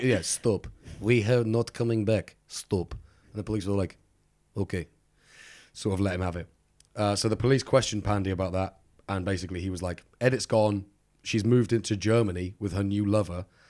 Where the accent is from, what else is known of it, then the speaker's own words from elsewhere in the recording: United Kingdom; I'm very British.